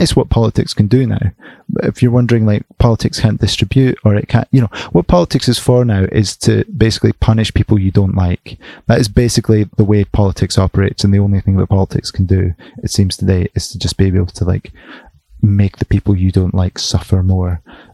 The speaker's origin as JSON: {"language": "English", "country": "United Kingdom", "said": "we're very British"}